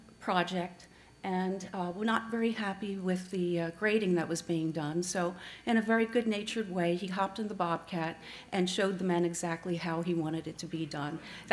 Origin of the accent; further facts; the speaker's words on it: Philadelphia, Pennsylvania, United States; I grew up in Philadelphia in Center City, not much exposure to that world